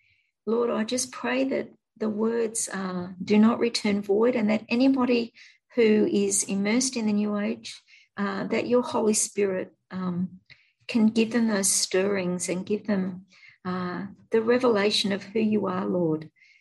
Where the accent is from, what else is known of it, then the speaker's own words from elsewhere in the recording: Australia; Australian. I'm an Aussie.